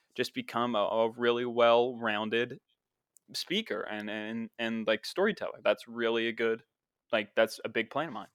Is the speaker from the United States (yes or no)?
yes; the town in Dark Waters, West Virginia, United States; That's my hometown